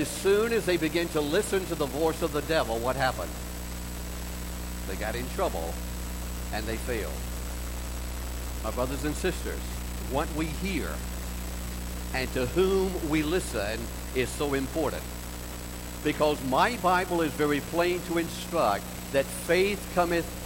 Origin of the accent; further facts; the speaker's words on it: Augusta, Georgia, United States; in that little Pentecostal church where I grew up in Augusta, Georgia